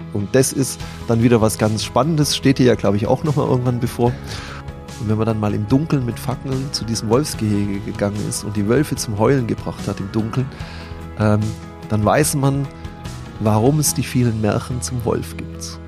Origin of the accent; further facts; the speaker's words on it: Bad Mergentheim, Baden-Württemberg, Germany; wir haben auch noch ein eigenes Bier in unserer Stadt